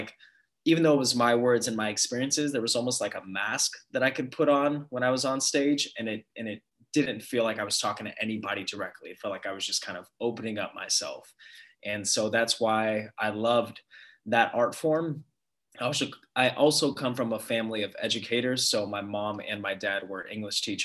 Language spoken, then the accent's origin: English; San Diego, California, United States; also born or lived in Los Angeles; born and raised in San Diego and moved up to LA for college